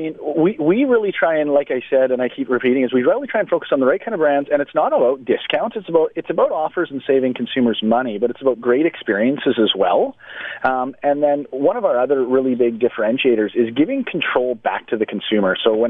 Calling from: Victoria, British Columbia, Canada; I'm actually calling from Victoria here today. We're on the island

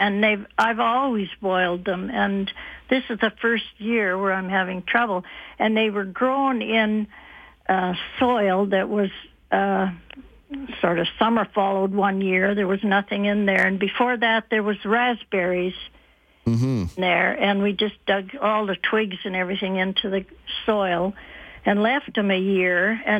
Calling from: Lethbridge, Alberta, Canada; I'm calling from Lethbridge.

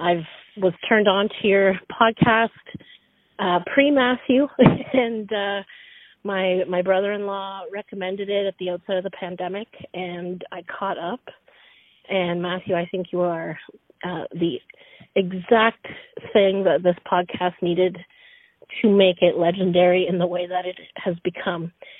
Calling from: Pembroke, Ontario, Canada; I am calling from Pembroke, Ontario. I'm a member of the Anishinaabe Nation here, the Algonquins of Pequawkagon First Nation.

